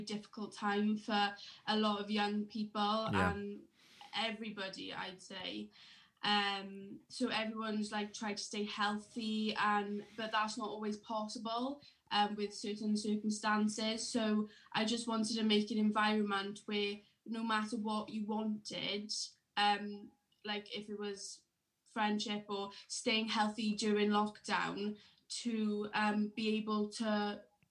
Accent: Llantwit Fardre, Wales, United Kingdom; I'm from Llantwit Fadre. I come from a little village

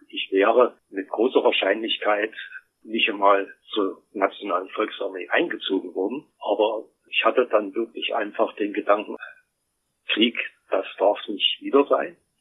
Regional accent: East Germany, Germany; Ich bin ja in der DDR groß geworden.

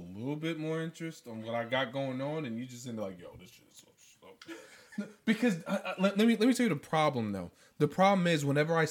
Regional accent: New York City, New York, United States; we were in my hometown, but we were in the fucking Bronx

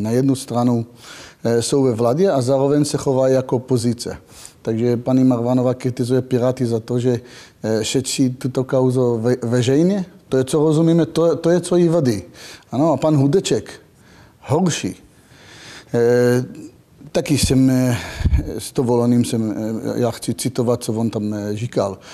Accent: Israel; Czech is a second language; moved away as an adult; now in Czech Republic; pocházím z Izraele takže narodil jsem do války, žil jsem pořád ve, ve stresu

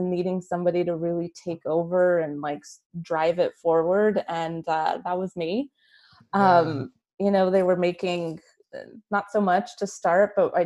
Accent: Albuquerque, New Mexico, United States; moved away as an adult; now in San Diego, United States; born and raised Albuquerque, New Mexico, but I'm currently living in San Diego, California. Have been for like the last 20 some years.

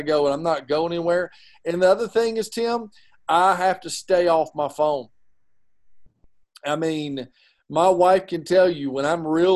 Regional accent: Georgia, United States; we're from Georgia.

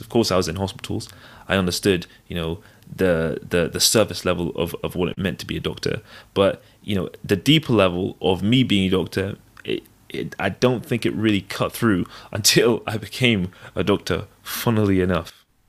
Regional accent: Devon, South West England, United Kingdom; also born or lived in London / Nigeria (ancestry); I was born in London, and, uh, spent the first ten years of my life there. And then I moved to a rural, uh, place called Devon, a county called Devon. And, uh, the rest of my sort of childhood, uh, secondary school, high school, I, I grew up there.

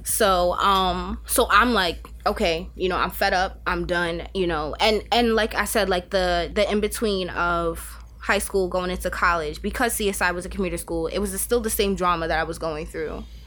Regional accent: New York City, New York, United States; moved away as an adult; now in Albany, United States; born and raised in Staten Island, um, and then, um, what about six, seven years ago, I came upstate and I haven't left

